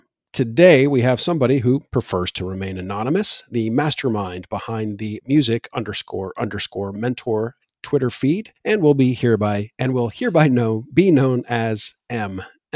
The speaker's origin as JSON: {"language": "English", "town": "Daytona Beach", "region": "Florida", "country": "United States", "tie": "born or raised there", "also_born_or_lived": "Michigan / Tampa", "said": "that's where I grew up in Florida. I grew up in Daytona Beach and I went to college in Tampa."}